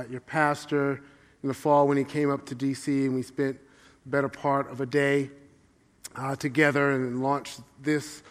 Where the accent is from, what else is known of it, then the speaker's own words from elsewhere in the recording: New York City, New York, United States; I grew up in the church in Brooklyn, New York